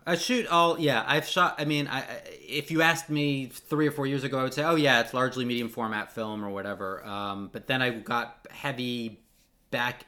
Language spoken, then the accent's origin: English; Los Angeles, California, United States; I'm from Los Angeles